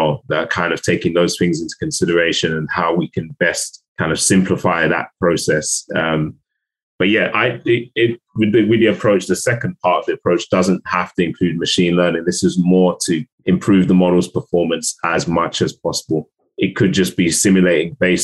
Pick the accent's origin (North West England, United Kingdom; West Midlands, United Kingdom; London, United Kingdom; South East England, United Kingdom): London, United Kingdom; I am from South London.